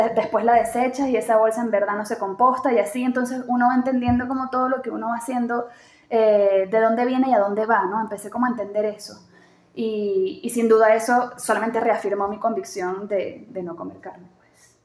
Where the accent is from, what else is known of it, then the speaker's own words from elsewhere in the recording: Venezuela; moved away as an adult; also born or lived in Chile / Caracas, Venezuela; now in Mexico; una venezolana que viene de un país en donde esas cosas no se hablan